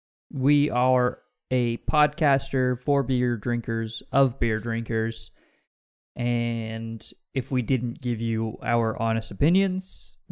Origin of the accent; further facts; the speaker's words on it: Pacific Northwest, United States; I'm from the West Coast.